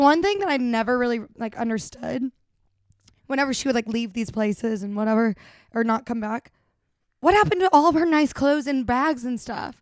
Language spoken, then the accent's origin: English; Birmingham, Alabama, United States; moved away as an adult; now in Los Angeles, United States; Birmingham, which is my hometown